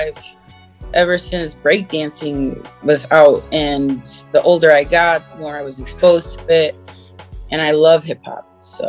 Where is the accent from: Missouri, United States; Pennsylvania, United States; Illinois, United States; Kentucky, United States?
Illinois, United States; Chicago; now in Connecticut, United States; I was born in Chicago, and now we're living in CT. Good old country.